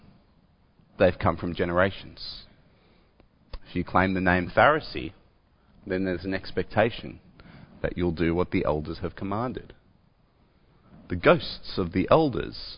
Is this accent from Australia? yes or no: yes; Australia; I'm an Australian